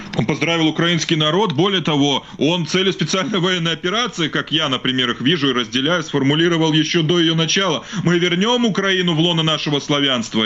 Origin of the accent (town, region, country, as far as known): Belarus